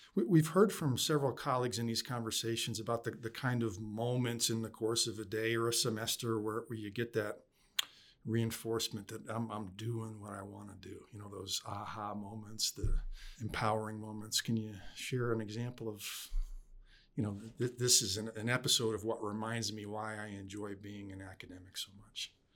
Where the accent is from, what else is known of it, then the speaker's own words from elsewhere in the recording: upstate New York, United States; that's home for me